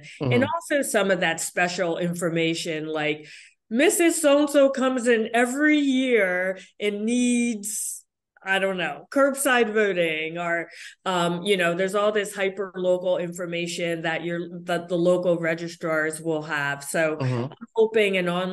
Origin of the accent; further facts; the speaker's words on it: Connecticut, United States; here in Connecticut, we're the land of steady habits